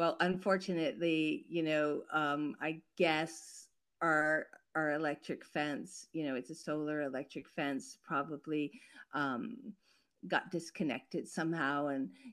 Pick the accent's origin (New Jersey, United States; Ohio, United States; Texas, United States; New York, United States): New York, United States; New York City; moved away; also born or lived in Paris; I grew up in New York City, so I had a very urban existence. And then I lived in Paris